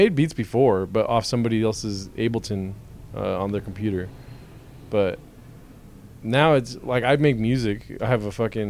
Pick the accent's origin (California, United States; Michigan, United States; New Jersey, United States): California, United States; Rancho Cucamonga; also born or lived in Colton, California / Sherman Oaks, California / Glendale, California; now in Claremont, United States; I was born in Colton and then moved to Rancho at like 6 years old.